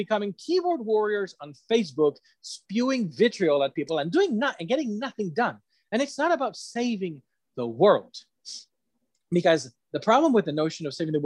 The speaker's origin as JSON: {"language": "English", "country": "Ecuador", "said": "I come from Ecuador."}